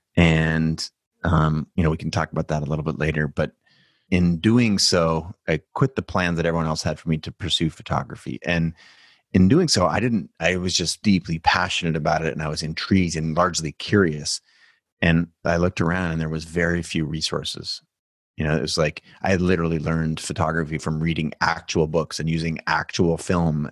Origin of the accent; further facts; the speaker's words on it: United States; I was born in America